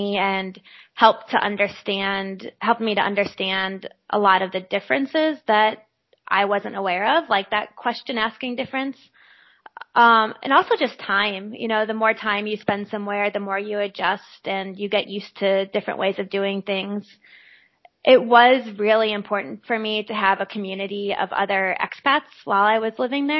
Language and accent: English; Midwest, United States; also born or lived in Austria; here in America, and definitely here in the Midwest